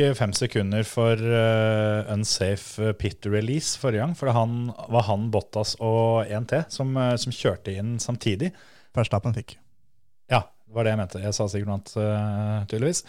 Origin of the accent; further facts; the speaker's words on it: Vestfold, Norway; på størrelse med Fon, der vi kommer fra